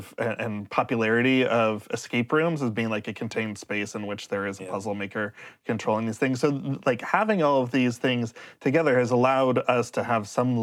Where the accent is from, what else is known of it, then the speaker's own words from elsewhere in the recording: Los Angeles, California, United States; I grew up in Los Angeles during the time of Tamara, the play